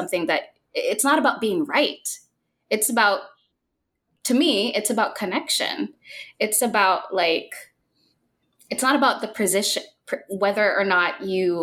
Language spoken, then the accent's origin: English; Philippines; moved away; So I was born and raised in the Philippines